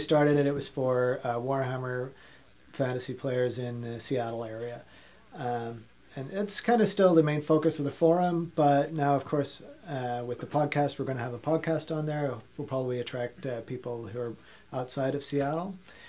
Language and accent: English; Ireland; also born or lived in Australia; now in United States; Yeah, well, yeah, you can't place anything on my accent. Born in Australia, raised in Ireland, living in America.